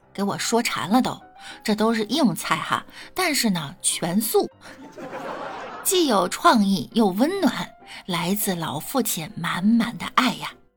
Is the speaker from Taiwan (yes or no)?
no; the North, northern China, China; 身为北方人呢